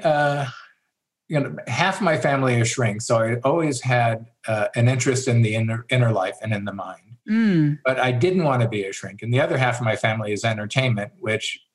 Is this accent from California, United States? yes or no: yes; Los Angeles, California, United States; also born or lived in Sierra foothills, California; I grew up in Los Angeles, where the danger was earthquakes